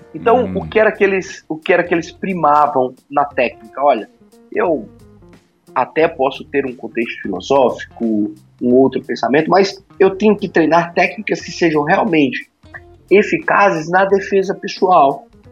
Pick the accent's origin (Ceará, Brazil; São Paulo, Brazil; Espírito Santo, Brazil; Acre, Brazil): Acre, Brazil; Rio Branco; Eu sou de Rio Branco, no Acre, nasci aqui